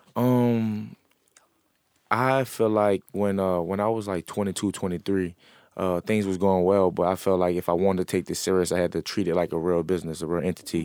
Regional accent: New Orleans, Louisiana, United States; I'm an entrepreneur from New Orleans.

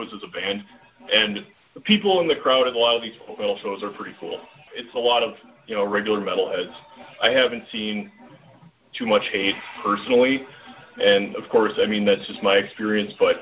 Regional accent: Minnesota, United States; we're from Minnesota.

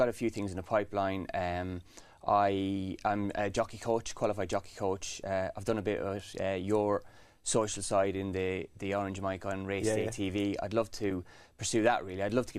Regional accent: The Curragh, County Kildare, Ireland; On the Curragh. My dad was a trainer, a jockey first, then a trainer. So it was in my blood.

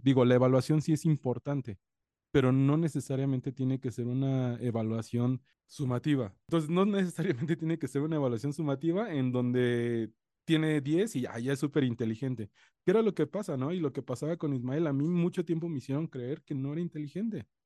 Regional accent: coast of Guerrero, Mexico; Yo soy de la costa de Guerrero

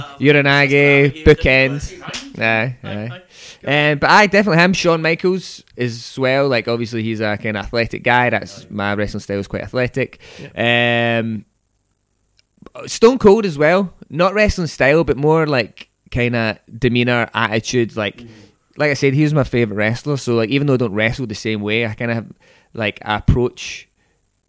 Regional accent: Port Glasgow, Scotland, United Kingdom; I'm from Port Glasgow, so like drama just was not on the agenda there

